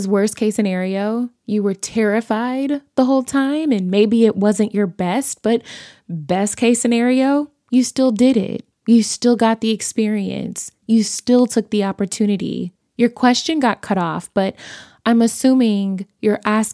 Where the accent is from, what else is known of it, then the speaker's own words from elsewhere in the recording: Chicago, Illinois, United States; also born or lived in Los Angeles; I was born and bred in Chicago, and all of my family is from Chicago